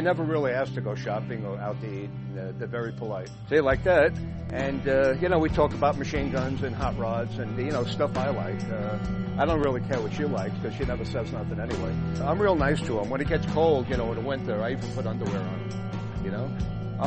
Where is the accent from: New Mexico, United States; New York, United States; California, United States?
New York, United States; New York City; moved away; I grew up in New York